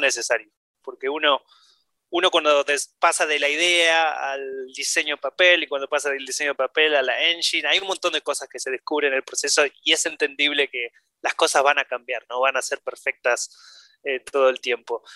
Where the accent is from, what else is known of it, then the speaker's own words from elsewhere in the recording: Argentina; now in Denmark; yo como argentino